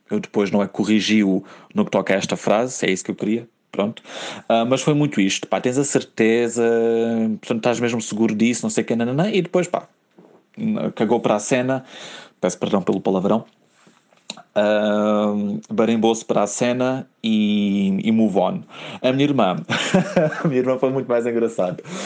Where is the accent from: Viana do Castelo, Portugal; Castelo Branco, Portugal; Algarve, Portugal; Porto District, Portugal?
Algarve, Portugal; now in Lisbon, Portugal; eu sou algarvio